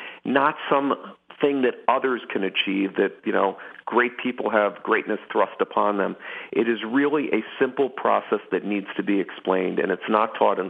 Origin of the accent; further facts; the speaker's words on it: Philadelphia, Pennsylvania, United States; I grew up in Philadelphia